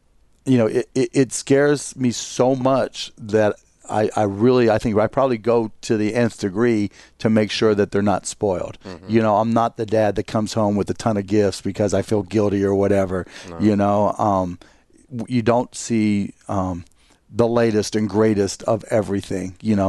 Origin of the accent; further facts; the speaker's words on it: Pittsburgh, Pennsylvania, United States; Pittsburgh, Pennsylvania.